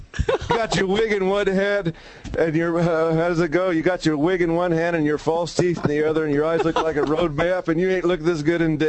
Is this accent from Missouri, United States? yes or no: yes; Missouri, United States; I grew up in Missouri